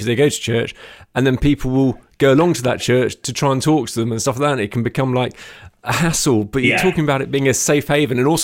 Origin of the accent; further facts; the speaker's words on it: London, United Kingdom; moved away as an adult; now in Bournemouth, United Kingdom; I'm from London, but moved to the South Coast a few years ago.